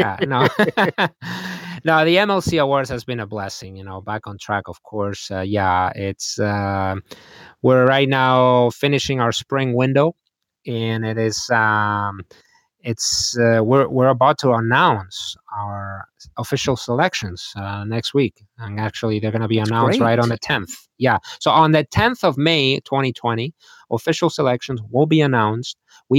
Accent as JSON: {"language": "English", "country": "Spain", "tie": "born or raised there", "said": "I mean, I grew up in Spain. Spain is where, if you will, spaghetti Westerns were filmed."}